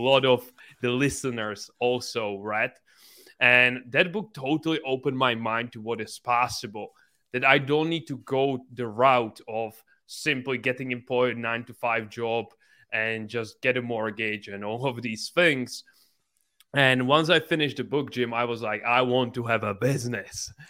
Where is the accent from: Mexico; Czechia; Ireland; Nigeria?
Czechia; English is a second language; I'm from this small country, just ten million people, and I grew up in this small city that has only seventy thousand people